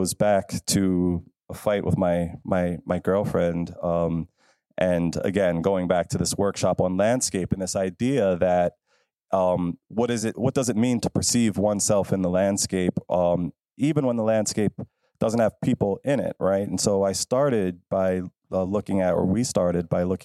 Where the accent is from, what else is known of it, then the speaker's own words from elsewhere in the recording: Philadelphia, Pennsylvania, United States; I'm from Philadelphia